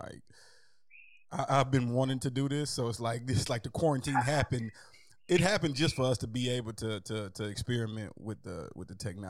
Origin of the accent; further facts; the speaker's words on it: Lithonia, Georgia, United States; I grew up in Lithonia my whole life, man, and I'm just away from everything.